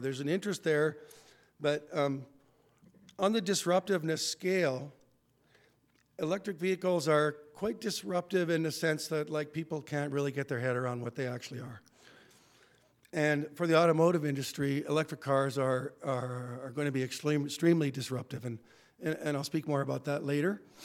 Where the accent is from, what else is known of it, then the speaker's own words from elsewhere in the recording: Red Deer, Alberta, Canada; I grew up in Red Deer